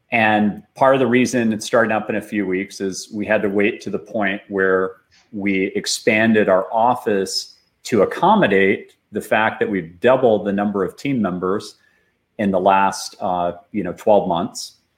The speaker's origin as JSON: {"language": "English", "town": "Austin", "region": "Texas", "country": "United States", "tie": "born or raised there", "said": "up here in Austin, Texas, and I was programming since I was seven years old. So I grew up mostly behind a computer"}